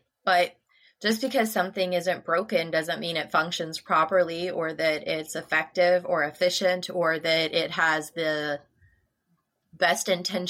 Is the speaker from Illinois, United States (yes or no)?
yes; Illinois, United States; moved away; also born or lived in Nebraska; I grew up in Illinois, and I didn't know that it wasn't a law in the entire universe until we moved out of Illinois.